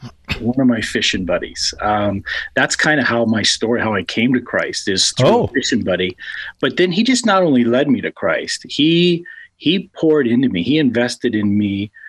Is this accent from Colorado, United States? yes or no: yes; Colorado, United States; Well, and from Colorado, my dad was in a construction business there